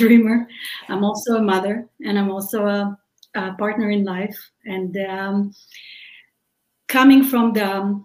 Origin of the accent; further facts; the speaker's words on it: Israel; English is a second language; moved away as an adult; now in United States; we're original from Israel, which you can probably hear from my accent.